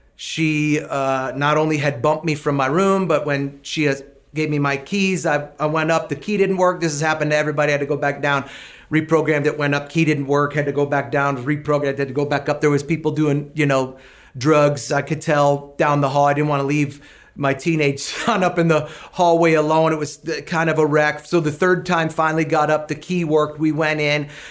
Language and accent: English; Canada; moved away as an adult; now in United States; I was born in Canada, but I came to the US for college